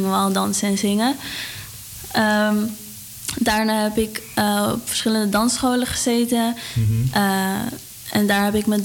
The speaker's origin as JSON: {"language": "Dutch", "town": "Amsterdam", "region": "North Holland", "country": "Netherlands", "tie": "born there", "said": "Ja, ik ben geboren in Amsterdam."}